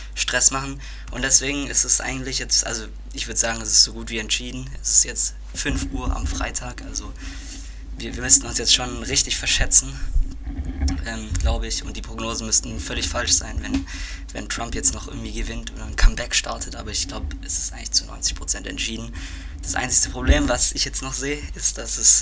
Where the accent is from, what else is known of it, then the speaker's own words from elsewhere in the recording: Germany; bei uns in Deutschland